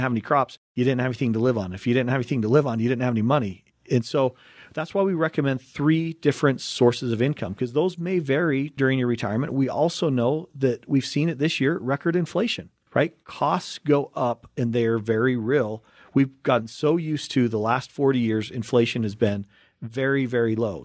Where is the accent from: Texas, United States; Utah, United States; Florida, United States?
Utah, United States; growing up in Utah